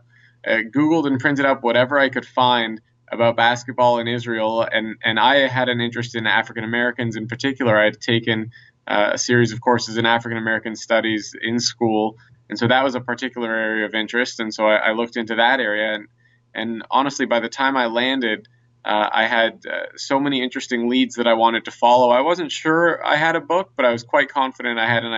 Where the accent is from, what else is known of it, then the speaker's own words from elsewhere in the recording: Toronto, Ontario, Canada; also born or lived in Chicago, Illinois; I am from Canada